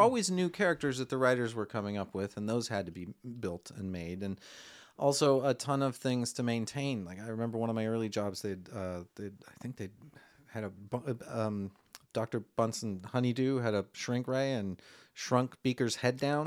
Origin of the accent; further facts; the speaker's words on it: Milwaukee, Wisconsin, United States; moved away as an adult; also born or lived in Madison / Los Angeles; I'm originally from Wisconsin, Milwaukee